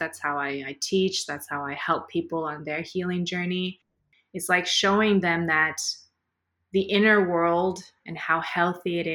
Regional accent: Canada; moved away as an adult; also born or lived in Middle East; growing up in Canada, like, I'm already not Caucasian, I'm visible minority

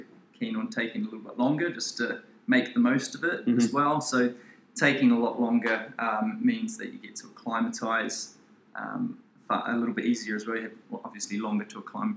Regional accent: New Zealand; I'm a Kiwi

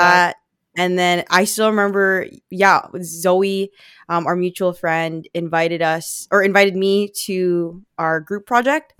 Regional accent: Vancouver, British Columbia, Canada; born or raised there; accent: Filipino; English is a second language; also born or lived in Philippines

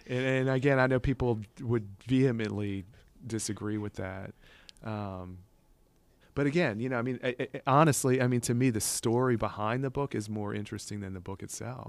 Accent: Covington, Louisiana, United States; also born or lived in New Orleans, Louisiana; we moved from New Orleans when I was about five years old or younger, 'cause I hadn't even started school yet. to Covington

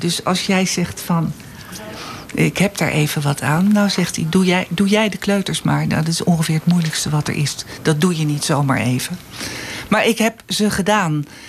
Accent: Alkmaar, North Holland, Netherlands; also born or lived in Nijlo / Amsterdam; now in Eemnes, Netherlands; ik heb eh, op school gezeten in Alkmaar

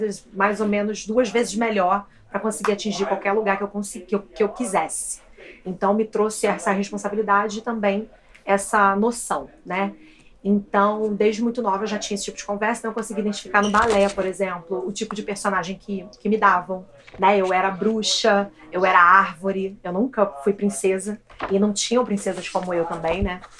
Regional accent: Rio de Janeiro, Brazil; moved away as an adult; now in New York, United States; sou nascida e criada no Vidigal, no Rio de Janeiro. É, moro aqui em Nova York há quatro anos.

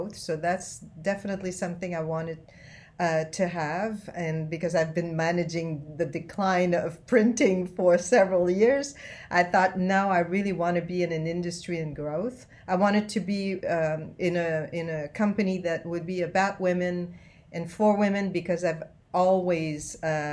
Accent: Canada; accent: French-Canadian; also born or lived in Asia; now in Laguna Hills, United States; I'm originally from Canada, actually. I am a French-Canadian. That's where my accent comes from.

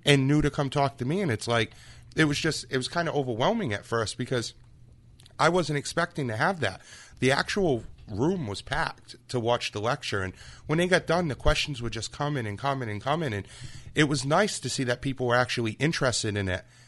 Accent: Freetown, Massachusetts, United States; growing up in Freetown area

